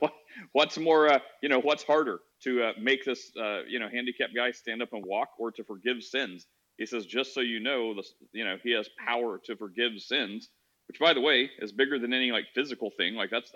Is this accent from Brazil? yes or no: no; Midwest, United States; Well, no matter where I lived, I grew up in the Midwest.